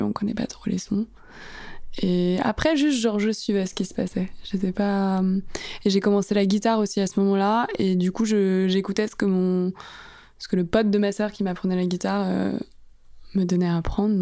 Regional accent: Asnières-sur-Seine, Île-de-France, France; also born or lived in Paris / Italy; j'ai grandi à Agnières. Je fais tout mon primaire, collège, lycée là-bas.

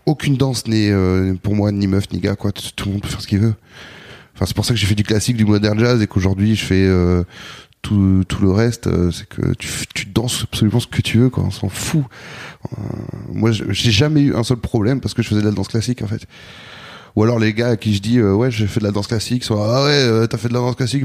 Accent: Bordeaux, Nouvelle-Aquitaine, France; moved away as an adult; also born or lived in Anglet, Basque Country; now in Paris, France; je suis né à Bordeaux, j'ai grandi à Bordeaux, puis, euh, très jeune, à l'adolescence, je suis parti au Pays Basque. Et j'ai grandi en Anglette

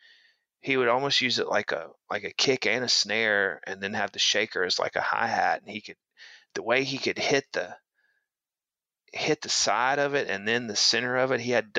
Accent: Chattanooga, Tennessee, United States; And I'm from Chattanooga

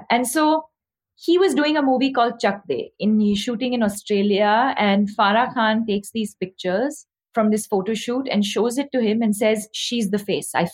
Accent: South India, India; because I came from South India and I had a very specific sort of accent, which I've had to work on, you know, over the years.

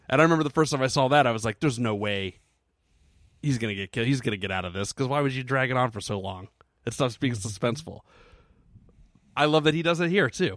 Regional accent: United States; I'm an American.

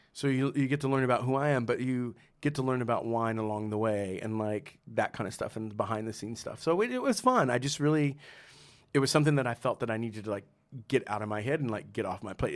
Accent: San Antonio, Texas, United States; also born or lived in Trenton, New Jersey; now in New York, United States; growing up in San Antonio

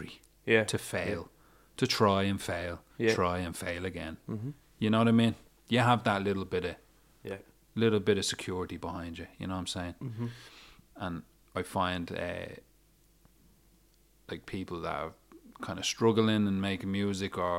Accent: Dublin, Leinster, Ireland; Ladieswell, like in the good Ladieswell Park. It's the exact same fucking thing. And that's where I'm from

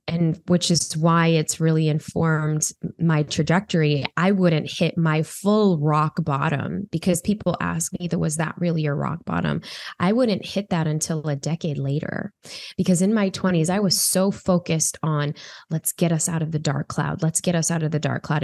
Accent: Chicago, Illinois, United States; I grew up in Chicago

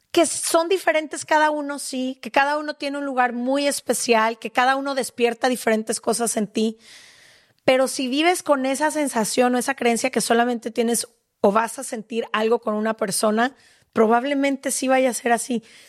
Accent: Mexico; como mujer mexicana

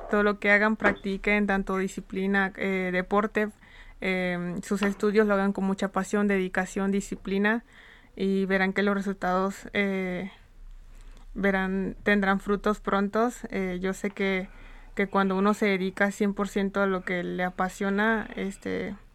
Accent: Tonalá, Chiapas, Mexico; born there; Yo nací en Tonalá, Chiapas, ah, inicié en el deporte de atletismo.

